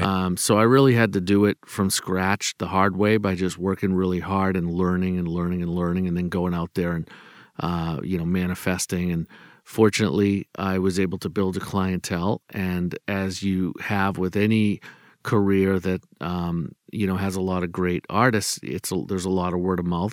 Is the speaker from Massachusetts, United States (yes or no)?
yes; Boston, Massachusetts, United States; I'm from Boston